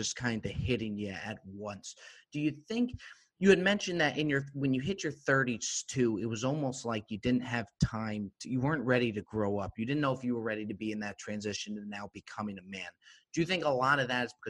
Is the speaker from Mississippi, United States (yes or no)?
no; Morris County, New Jersey, United States; Born and raised in New Jersey, Morris County